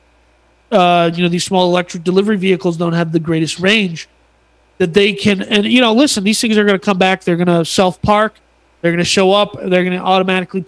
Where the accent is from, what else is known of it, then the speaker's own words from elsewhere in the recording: United States; I'm an American